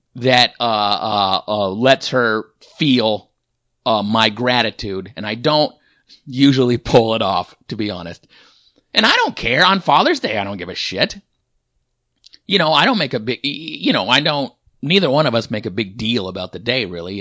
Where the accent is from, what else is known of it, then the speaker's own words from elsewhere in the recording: Washington, United States; I'm from Washington State my whole life